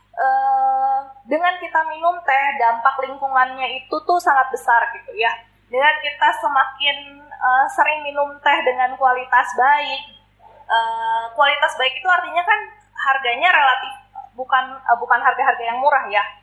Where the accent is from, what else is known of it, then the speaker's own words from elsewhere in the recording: Kalimantan, Indonesia; now in Bandung, Indonesia; sebenarnya kalau aku kan sebenarnya bukan orang Bandung asli ya. Aku ini orang-orang perantauan dari Kalimantan